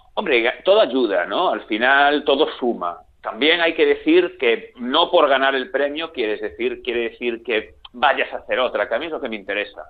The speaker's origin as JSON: {"language": "Spanish", "region": "Galicia", "country": "Spain", "said": "yo soy, como se me nota, soy gallego, aquí en la televisión de Galicia"}